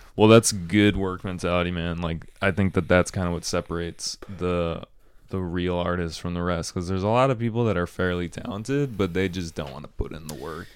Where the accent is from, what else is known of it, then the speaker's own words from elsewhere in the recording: Chicago, Illinois, United States; I'm from Chicago